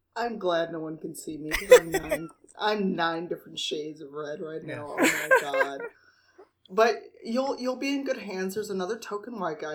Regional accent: Chicago, Illinois, United States; accent: Midwestern; I'm Chicagoan, so I just, I have a Midwestern accent.

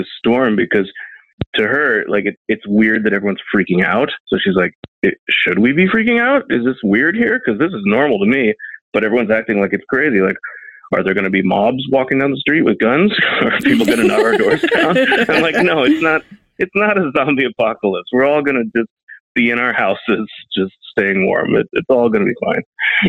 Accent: Seattle, Washington, United States; I remember when I was a kid growing up in Seattle

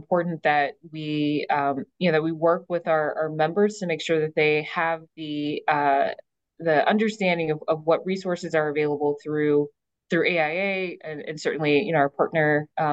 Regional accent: Detroit, Michigan, United States; my early experience growing up in Detroit.

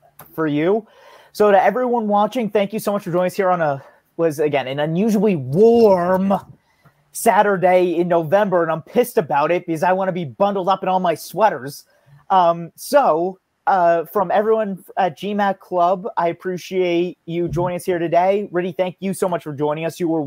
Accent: United States; I'm an American.

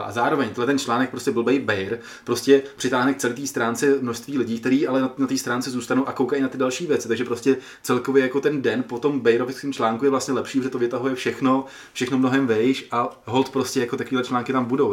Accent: Czechia; jsem z České republiky

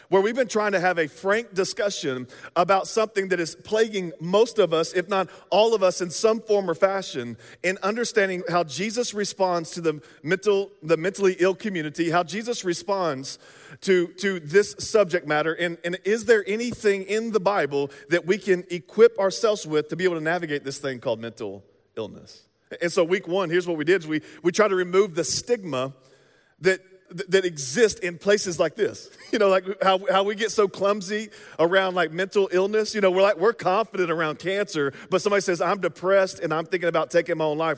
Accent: the South, United States; now in Midwest, United States; we're from the South

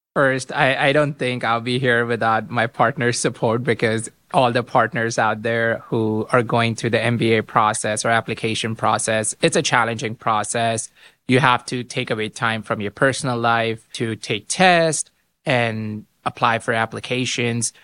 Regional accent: Pakistan; moved away as an adult; also born or lived in Miami, Florida, United States; now in Ann Arbor, United States; I was born and raised in Pakistan, but pre-Ross, I was in Miami, Florida

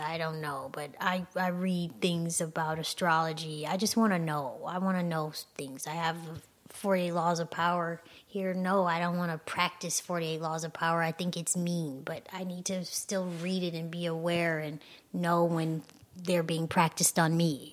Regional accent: Michigan, United States; I'm from Michigan

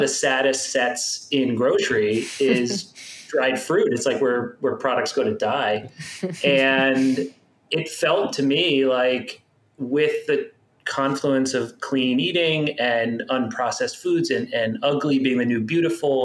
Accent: Miami, Florida, United States; I grew up in Miami. Okay. In South Florida

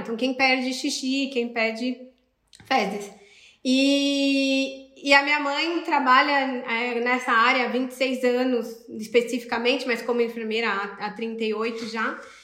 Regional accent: Sorocaba, São Paulo, Brazil; moved away as an adult; now in Brussels, Belgium; Eu sou de Sorocaba, em São Paulo

